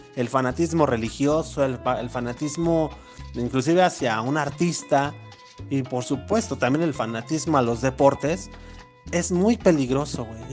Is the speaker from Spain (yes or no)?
no; Mexico; estamos más al norte los mexicanos